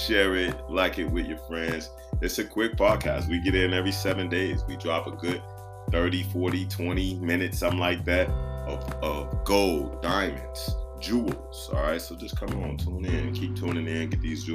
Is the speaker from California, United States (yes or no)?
no; Chicago, Illinois, United States; I grew up in Christianity. Shout out Liberty Temple Full Gospel Church and World Outreach Ministry, 79th in Western, Chi-Town.